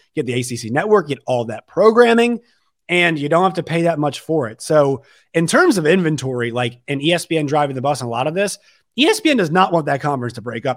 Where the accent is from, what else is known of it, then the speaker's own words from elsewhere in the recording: Virginia, United States; I am not from Texas. I am from Virginia.